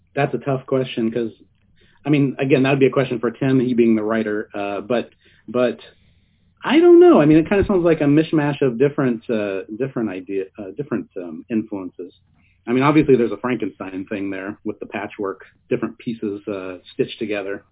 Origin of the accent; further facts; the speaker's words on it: Ohio, United States; moved away as an adult; now in California, United States; I grew up in Ohio and uh, I went to college in Ohio and I was living there for a long time. And then uh, I couldn't find any work as an artist there, so I moved to California